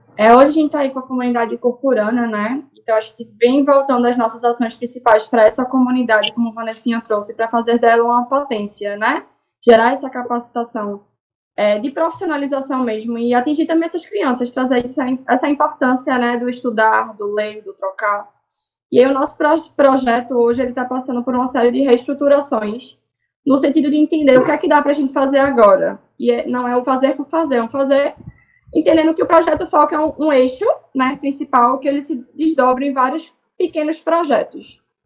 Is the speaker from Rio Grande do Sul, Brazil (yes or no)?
no; Recife, Pernambuco, Brazil; Eu sou da Torre da Vila Santa Luzia. Nasci lá e tô lá até hoje.